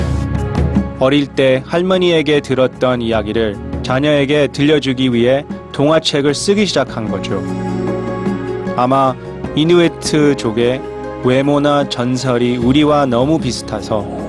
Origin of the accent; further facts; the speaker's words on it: United States; now in South Korea; 우리 가족은 1984년에 한국에서 미국으로 이민을 갔습니다. 그리고 전 미국에서 생활하면서 뿌리와 정체성에 대해 많이 혼란을 느끼는 사춘기를 보냈습니다